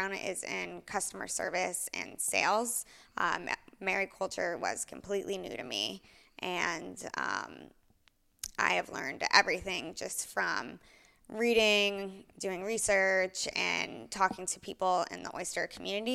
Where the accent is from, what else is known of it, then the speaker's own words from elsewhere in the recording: Houston, Texas, United States; moved away as an adult; also born or lived in Orlando, Florida / Tel Aviv; now in Aspen, United States; I was born and raised in Houston